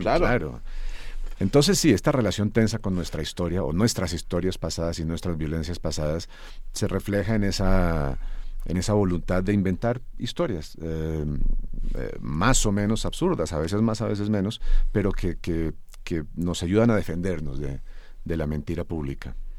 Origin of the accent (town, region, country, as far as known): Colombia